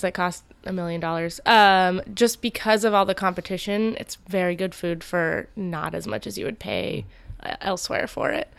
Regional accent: Napa, California, United States; born or raised there

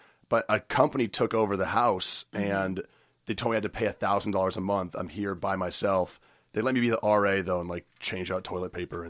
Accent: Iowa, United States; moved away as an adult; now in Los Angeles, United States; I'm from Iowa. Okay. Born and raised.

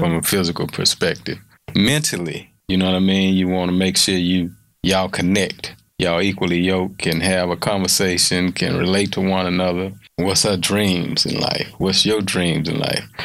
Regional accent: Houston, Texas, United States; born or raised there

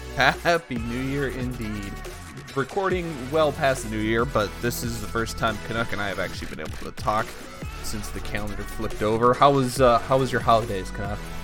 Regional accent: United States; also born or lived in Michigan; as an American

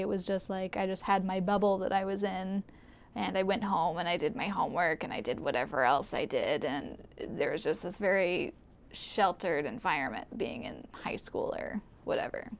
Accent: Kula, Hawaii, United States; also born or lived in Arizona; I grew up here, born and raised on Maui in Kula, which is where I still live now

